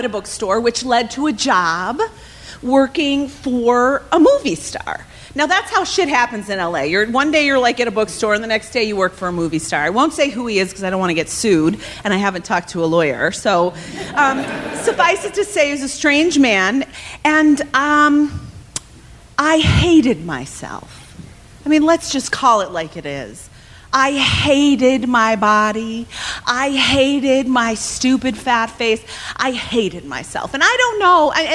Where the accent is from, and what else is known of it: Evanston, Illinois, United States; moved away as an adult; now in Los Angeles, United States